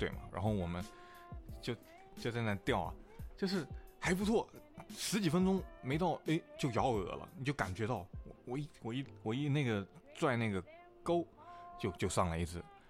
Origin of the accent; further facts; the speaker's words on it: Guilin, Guangxi, China; 我们是桂林是没有没有粤语的，就是说桂林话跟普通话。